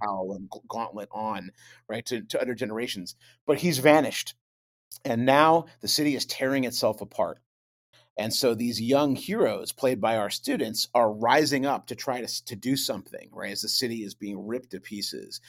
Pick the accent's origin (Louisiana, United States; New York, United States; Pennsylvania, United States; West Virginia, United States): New York, United States; Buffalo; I grew up in Buffalo